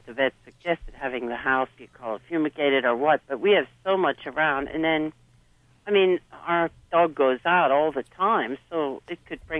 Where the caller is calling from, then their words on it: Pennsylvania, United States; Pennsylvania. Eastern Pennsylvania.